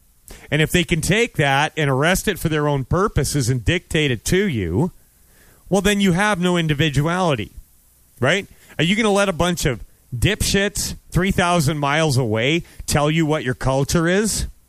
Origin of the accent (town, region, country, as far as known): Canada